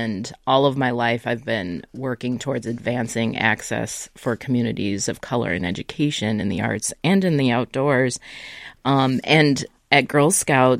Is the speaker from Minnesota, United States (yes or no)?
yes; Minnesota, United States; growing up in Minnesota, we often would spend time on the North Shore